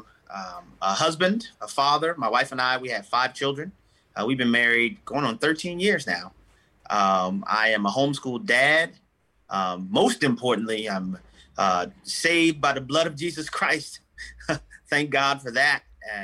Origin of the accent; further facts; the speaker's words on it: New Orleans, Louisiana, United States; I'm from New Orleans, Louisiana originally.